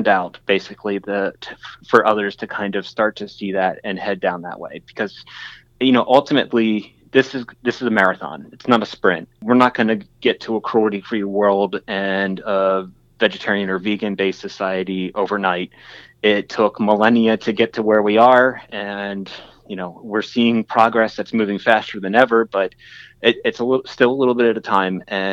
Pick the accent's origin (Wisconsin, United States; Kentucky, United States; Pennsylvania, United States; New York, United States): Pennsylvania, United States; York County; I grew up in York County